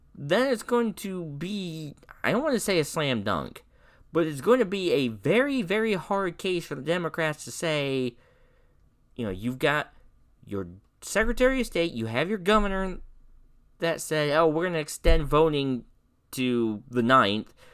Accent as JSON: {"language": "English", "region": "Indiana", "country": "United States", "tie": "born or raised there", "said": "my home state of Indiana"}